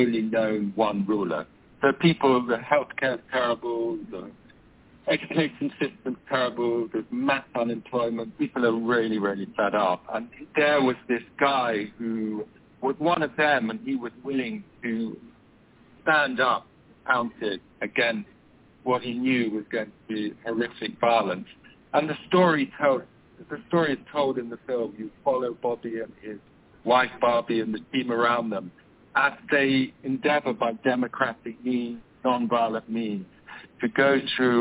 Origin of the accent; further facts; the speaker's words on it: Uganda; I grew up in Uganda